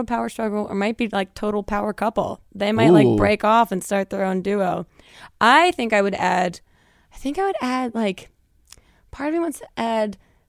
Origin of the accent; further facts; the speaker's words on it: New Jersey, United States; I'm from Jersey.